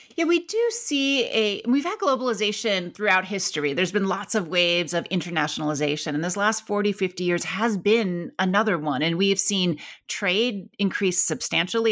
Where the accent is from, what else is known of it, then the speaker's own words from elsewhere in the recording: Akron, Ohio, United States; I grew up in Akron, Ohio